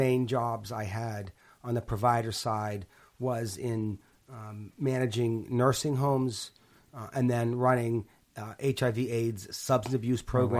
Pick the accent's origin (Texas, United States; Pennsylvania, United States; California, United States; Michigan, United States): Pennsylvania, United States; Pittsburgh; So I grew up in Pittsburgh. And my grandfather had a stroke at 50, and we lived close to him.